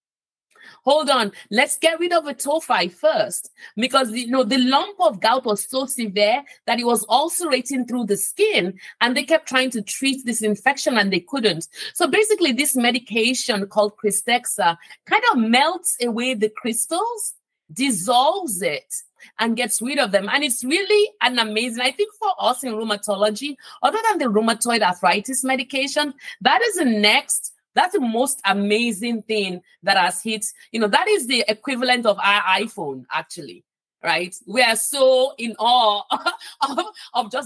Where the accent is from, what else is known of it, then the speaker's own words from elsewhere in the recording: Nigeria; moved away; I'm from Nigeria, right? Originally.